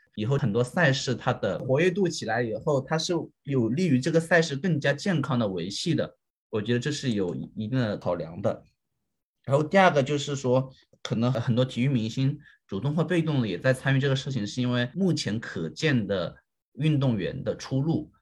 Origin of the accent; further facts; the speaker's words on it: China; 对于我们中国人来说